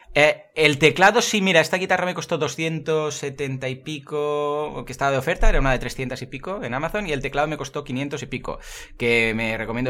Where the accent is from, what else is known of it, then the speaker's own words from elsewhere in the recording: Catalonia, Spain; aquí somos catalanes